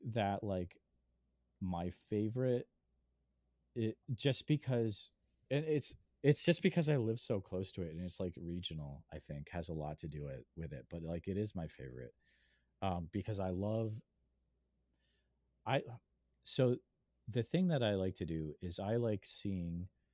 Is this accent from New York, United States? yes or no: no; Western Massachusetts, United States; moved away as an adult; now in Iowa, United States; I grew up in Western Mass, I moved out to Iowa